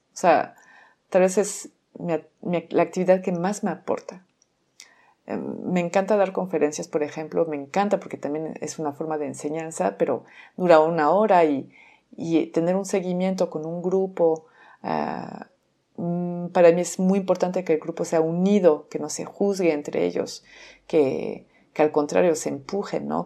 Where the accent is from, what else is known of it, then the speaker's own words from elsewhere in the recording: France; Spanish is a second language; moved away as an adult; now in Mexico; soy francesa, tengo 17 años viviendo en México, por eso seguramente escuchan un acento